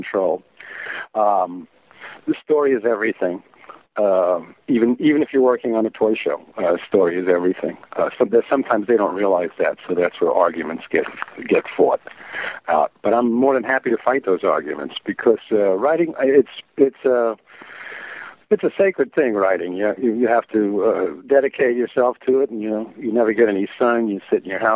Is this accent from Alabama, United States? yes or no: no; New York City, New York, United States; moved away as an adult; now in Los Angeles, United States; I grew up in New York City, mm-hmm. The old country, Queens, Ozone Park, right behind Aqueduct Racetrack